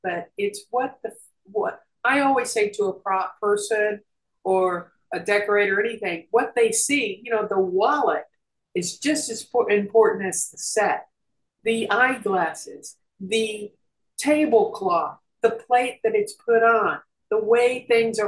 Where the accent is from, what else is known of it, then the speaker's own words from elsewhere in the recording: Nashville, Tennessee, United States; moved away as an adult; also born or lived in New York / Georgia / Los Angeles; I'm from Nashville, Tennessee